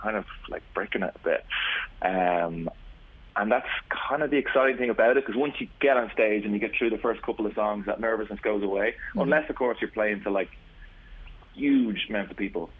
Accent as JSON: {"language": "English", "town": "Swords", "region": "Leinster", "country": "Ireland", "said": "We're from Swords."}